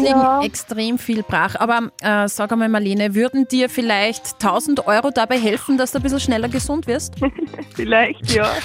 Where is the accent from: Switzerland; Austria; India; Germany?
Austria; Upper Austria; bei uns in Oberösterreich